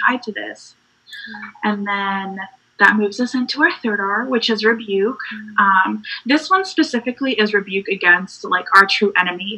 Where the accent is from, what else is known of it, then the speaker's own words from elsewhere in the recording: North Carolina, United States; also born or lived in Puerto Rico; I'm from Puerto Rico. Um, that's where I was born and raised for like a bit of my childhood, where my family's from. Mm. Um, and then I lived in North Carolina for a really long time. So, North Carolina is my home